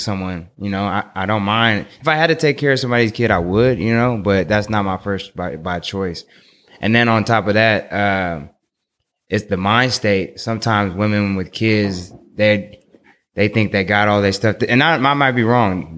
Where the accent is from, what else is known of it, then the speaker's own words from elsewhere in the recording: Oakland, California, United States; I'm from Oakland